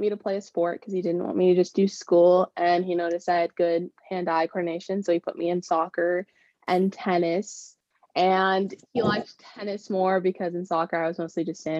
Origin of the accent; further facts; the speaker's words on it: El Segundo, California, United States; also born or lived in Florida; I am from California. I grew up in El Segundo, and I moved around a lot, but I yeah, my hometown is definitely El Segundo.